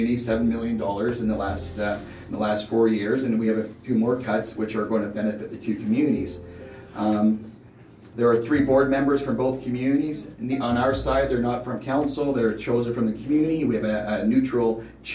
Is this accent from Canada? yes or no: yes; Ucluelet, British Columbia, Canada; born and raised in Yuki